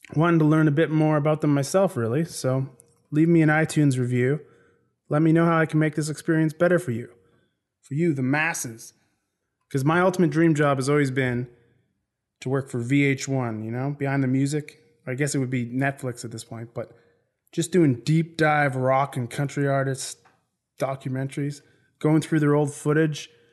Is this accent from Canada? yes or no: yes; Canada; now in Ireland; I'm from Canada originally